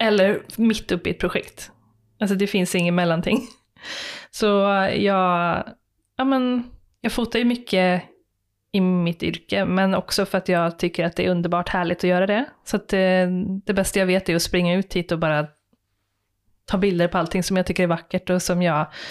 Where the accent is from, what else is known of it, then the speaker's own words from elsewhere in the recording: Skara, Västra Götaland, Sweden; Jag är ju uppväxt i Skara